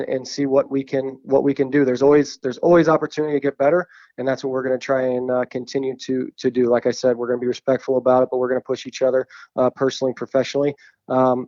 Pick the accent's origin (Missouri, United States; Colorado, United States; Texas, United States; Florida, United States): Missouri, United States; St. Louis; born or raised there